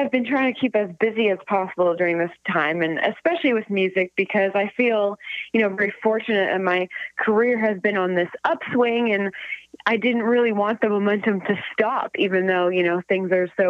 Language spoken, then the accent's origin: English; Oakville, Ontario, Canada; also born or lived in Toronto, Canada; now in Alliston, Canada; So I grew up in Oakville, Ontario, and then I went to university for a year before I, you know, took a break from music. So I was actually living in Toronto for a while, which I loved